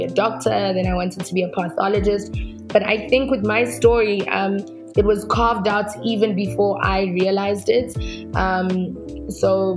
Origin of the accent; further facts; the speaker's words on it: South Africa; where I come from